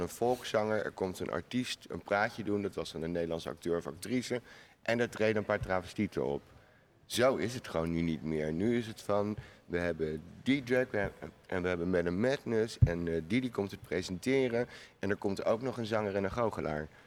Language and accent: Dutch; The Hague, South Holland, Netherlands; ik woon niet in Amsterdam, natuurlijk. Ik kom uit Den Haag